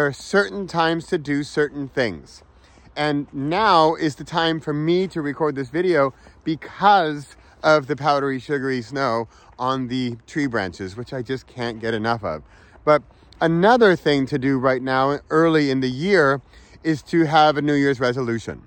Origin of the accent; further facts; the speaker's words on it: Southern California, United States; moved away; I was born in California, grew up in Southern California